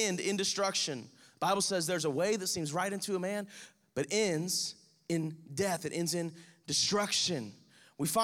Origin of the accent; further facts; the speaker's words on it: Crestview, Florida, United States; we're from Crestview